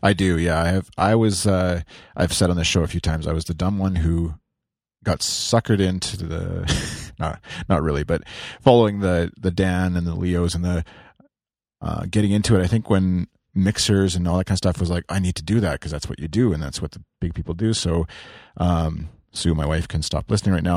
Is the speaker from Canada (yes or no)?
yes; Canada; as a Canadian